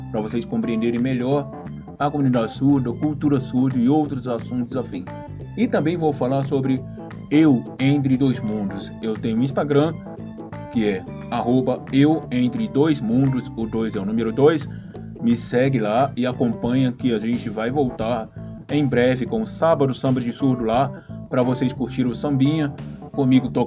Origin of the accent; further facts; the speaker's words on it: Rio de Janeiro, Brazil; então, pessoal, eu nasci no Rio de Janeiro, cresci no final do, do meus sete anos de idade, estava no Realengo, no Rio de Janeiro. Nasci na Tijuca, mas cresci no Realengo.